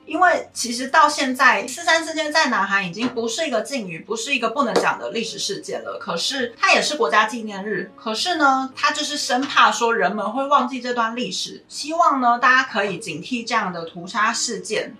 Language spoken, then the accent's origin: Chinese; Taiwan; 身为台湾人在学二八的时候